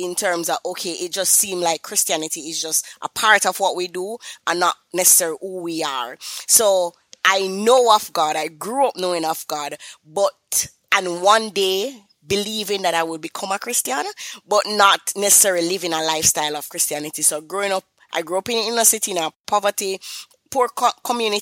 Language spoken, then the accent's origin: English; Kingston, Jamaica; I am from Kingston, Jamaica, and, you know, persons might say, that accent sound a little bit familiar